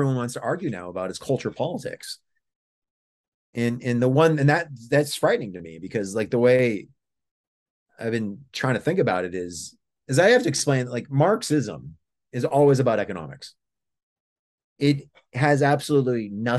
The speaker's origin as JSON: {"language": "English", "area": "near Brockton", "region": "Massachusetts", "country": "United States", "tie": "born or raised there", "said": "I grew up near Brockton, Massachusetts"}